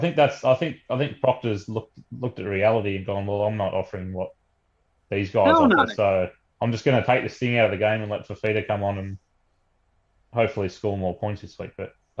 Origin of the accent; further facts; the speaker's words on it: Wagga Wagga, New South Wales, Australia; he's actually from my hometown. He's from Wagga.